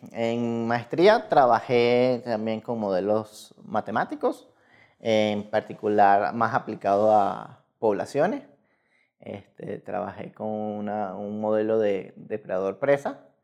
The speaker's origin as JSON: {"language": "Spanish", "region": "Lara", "country": "Venezuela", "tie": "born or raised there", "moved": "as an adult", "lives_now": "Mexico", "said": "soy venezolano, este, nací en Venezuela ya hace algunos añitos ya"}